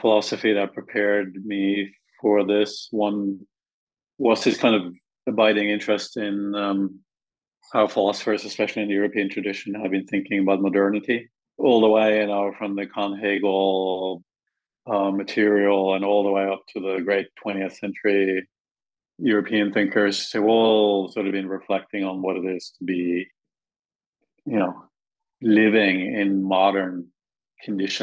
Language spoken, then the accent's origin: English; Norway; moved away; growing up in Norway